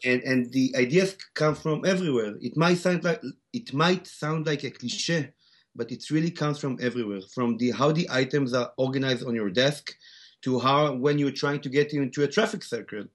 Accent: Tel Aviv, Tel Aviv District, Israel; accent: Israeli; English is a second language; also born or lived in South Africa; I was born and raised in Tel Aviv, Israel, except for, uh, several years where I grew up in South Africa

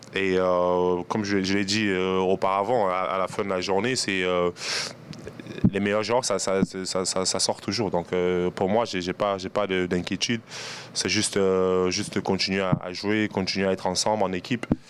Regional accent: Cameroon; now in Toronto, Canada; je suis Camerounais et c'est dans le sang

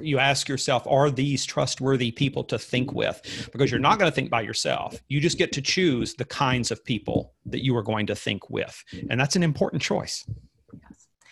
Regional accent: Alabama, United States; growing up in Alabama

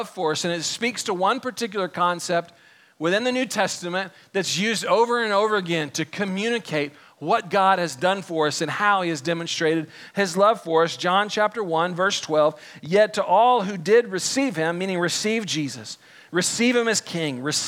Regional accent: Texas, United States; I grew up here in Texas.

